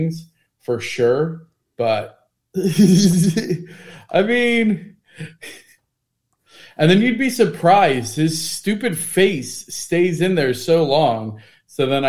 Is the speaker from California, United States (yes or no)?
no; Cincinnati, Ohio, United States; my hometown, Cincinnati